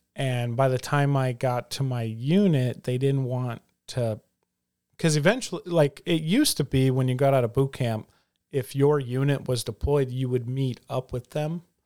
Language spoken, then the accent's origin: English; the South, United States; growing up in the South, you know, there was always a gospel presentation